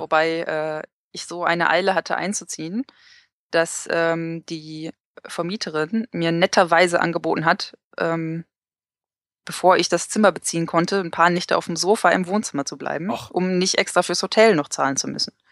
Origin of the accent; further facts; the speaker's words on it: Essen, North Rhine-Westphalia, Germany; moved away as an adult; also born or lived in Galway, Ireland; now in Newcastle upon Tyne, United Kingdom; ich komme ja selber aus Essen und äh, ursprünglich